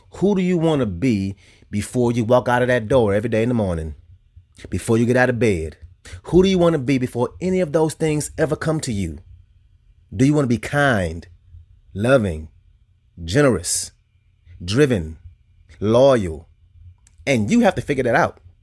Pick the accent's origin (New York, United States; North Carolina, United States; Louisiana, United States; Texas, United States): Louisiana, United States; I'm from Louisiana